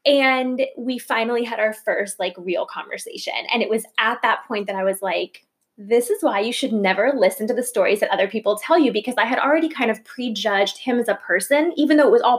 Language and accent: English; Plantation, Florida, United States; also born or lived in New York; I grew up in Plantation, Florida, which is like a suburb of Fort Lauderdale.